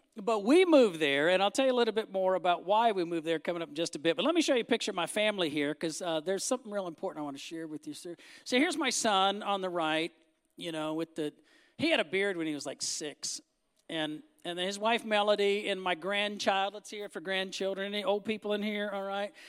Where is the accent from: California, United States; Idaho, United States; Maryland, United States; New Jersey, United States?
California, United States; Northern; moved away; I grew up in Northern California.